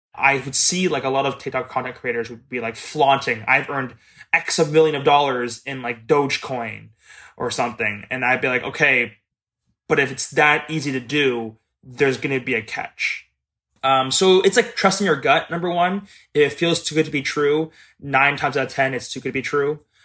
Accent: Mississauga, Ontario, Canada; I am twenty-five years old, and I am from Mississauga, Ontario.

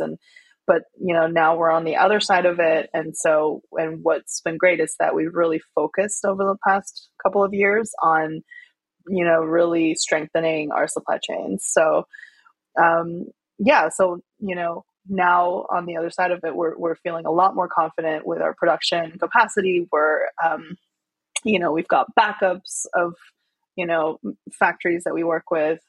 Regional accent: Chengdu, Sichuan, China; moved away; I grew up in Chengdu, which is known as the food capital of China. It's the capital city of Sichuan province.

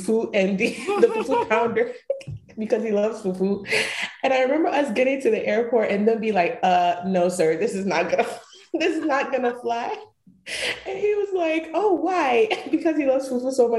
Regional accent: Atlanta, Georgia, United States; also born or lived in Kibi, Ghana; growing up in Atlanta

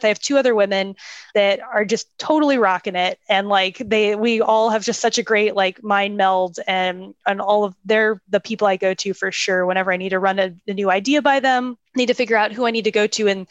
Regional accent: Tampa, Florida, United States; moved away as an adult; now in Houston, United States; my hometown, from Tampa, Florida.

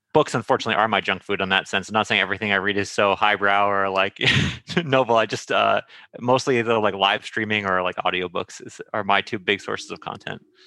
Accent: Santa Monica, California, United States; I grew up in Santa Monica

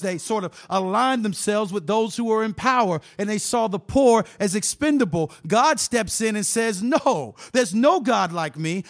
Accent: Tampa, Florida, United States; I'm from Tampa, Florida

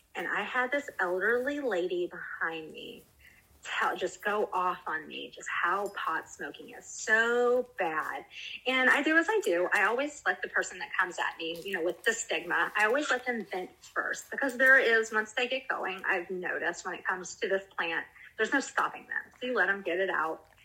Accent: South Carolina, United States; moved away as an adult; also born or lived in Washington State; now in Washington, United States; I'm from South Carolina

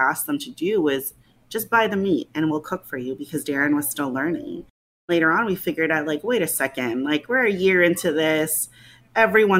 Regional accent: Los Angeles, California, United States; moved away as an adult; also born or lived in Australia; now in St. Louis, United States; I'm born and raised in Los Angeles, but I was in Australia for grad school

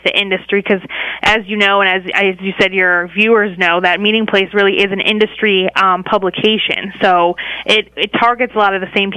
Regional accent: Wisconsin, United States; moved away as an adult; now in Washington, D.C., United States; I grew up in Wisconsin, but I came out here to D.C. for college

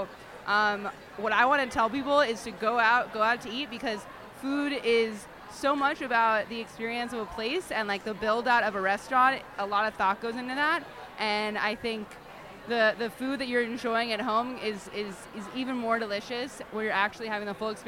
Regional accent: California, United States; I knew I wanted to go back to California, just because I'm from California and the culture's a little different.

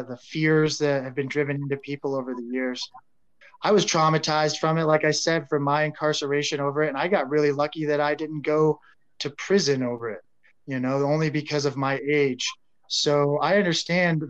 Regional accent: Colorado, United States; born and raised in Colorado

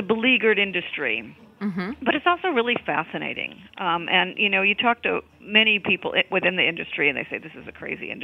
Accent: California, United States; I am from California

